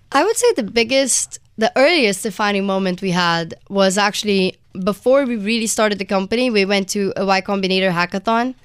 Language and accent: English; Brazil; moved away as an adult; now in United States; I'm from Brazil originally, and I just came to the U S for college